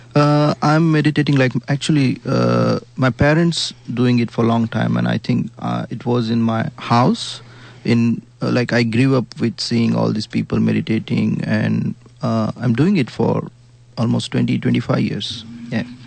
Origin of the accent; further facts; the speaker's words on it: India; accent: Indian; I come from Indian background. Of course, you can get my curry accent